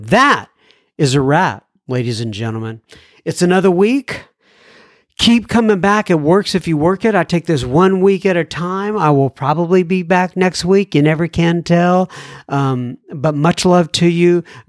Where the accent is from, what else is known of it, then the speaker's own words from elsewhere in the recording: Dallas, Texas, United States; also born or lived in North Carolina; I am from Dallas, Texas. I lived in North Carolina for the last couple of years